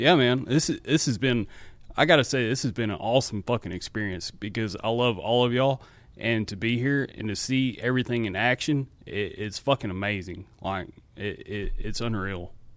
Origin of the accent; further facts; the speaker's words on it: Alabama, United States; I'm from Alabama, about an hour north of Birmingham.